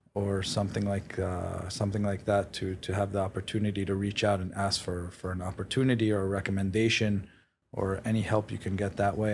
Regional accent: New York City, New York, United States; also born or lived in Israel / Queens / Manhattan; I was, uh, born in Israel. I grew up in Queens till I was nine. Uh, my family then moved to Manhattan. Um, I went to high school in Manhattan

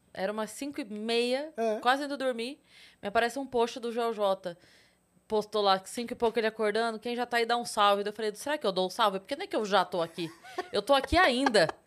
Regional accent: Sorocaba, São Paulo, Brazil; eu sou de Sorocaba.

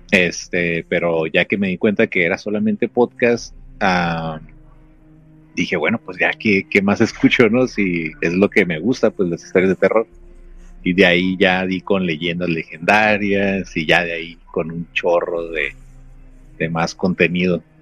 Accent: Mexicali, Baja California, Mexico; now in United States; Yo estoy ahorita eh, por cuestiones de trabajo aquí este, en Blight, es una ciudad aquí en California, este, pero soy originario de Mexicali.

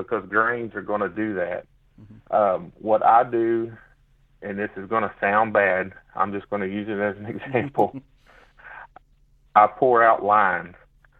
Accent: Snow, Oklahoma, United States; But yeah, so I grew up in the Kamishi Mountains in Snow, Oklahoma, 17 miles north of Antlers.

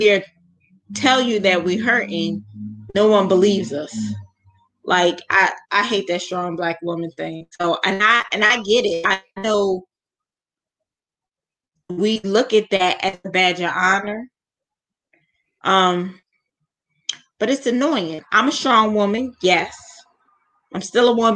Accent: United States; As an American

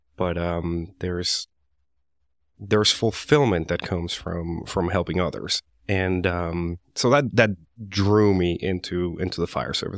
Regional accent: Medellin, Antioquia, Colombia; English is a second language; now in United States; I was born and raised in Medellin, Colombia

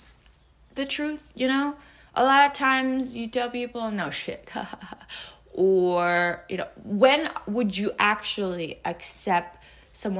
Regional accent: Macau; moved away as an adult; now in United States; I'm 25 right now, and I left my hometown for the first time. I moved out of my house for the first time, you know. So, like, in Macau, it's a small-ass city

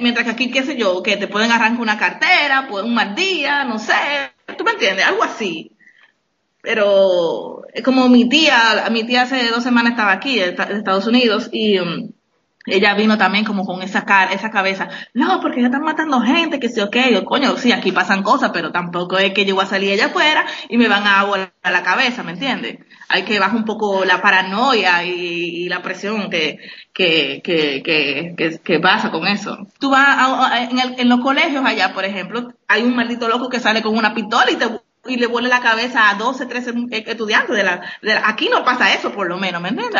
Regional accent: Dominican Republic; moved away as an adult; also born or lived in France; Yo, yo soy de la República Dominicana.

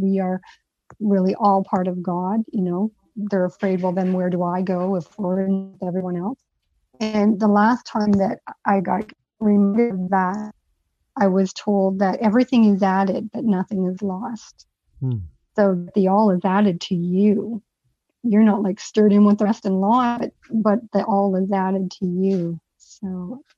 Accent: England, United Kingdom; being English and a four-year-old

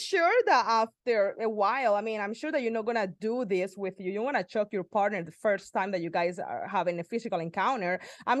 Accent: Cartagena, Bolívar, Colombia; I was born in Cartagena, Colombia

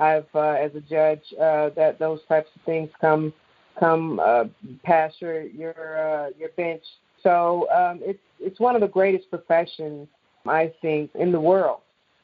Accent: East St. Louis, Illinois, United States; I grew up in East St. Louis, Illinois

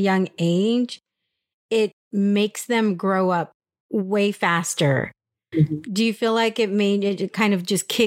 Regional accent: San Diego, California, United States; I'm Mexican. I'm from California. Like, I'm from San Diego and I'm a San Diego girl.

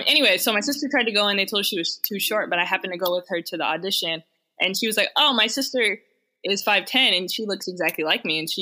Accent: Dallas, Texas, United States; also born or lived in Malibu; now in New York City, United States; I'm originally from Dallas.

